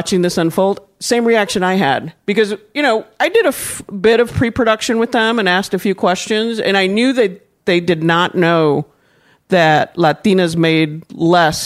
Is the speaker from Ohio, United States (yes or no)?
no; West Texas, United States; moved away as an adult; also born or lived in San Antonio; I'm a kid from West Texas, you know, in West Texas, in the small little town